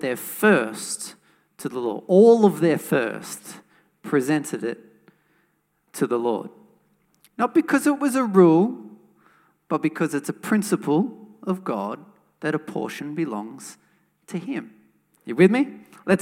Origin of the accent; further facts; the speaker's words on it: Wollongong, New South Wales, Australia; a church that I grew up in Wollongong.